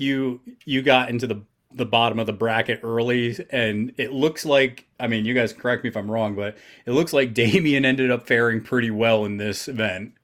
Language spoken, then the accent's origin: English; New York, United States; I'm from New York